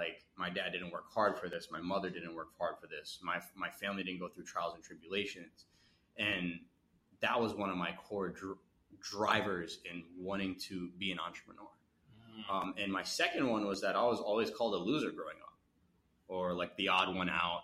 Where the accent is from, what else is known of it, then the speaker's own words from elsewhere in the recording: Edison, New Jersey, United States; I'm still young, but like immigrant family, grew up in Edison. I grew up near Edison